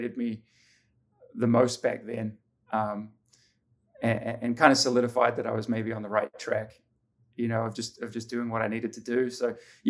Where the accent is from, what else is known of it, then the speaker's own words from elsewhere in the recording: Auckland, New Zealand; moved away as an adult; also born or lived in Middlesbrough, United Kingdom / Australia; now in Southern California, United States; growing up in New Zealand